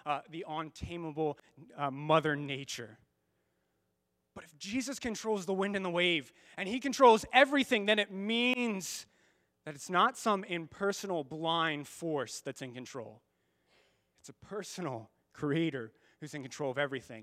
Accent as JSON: {"language": "English", "country": "United States", "said": "as American Christians"}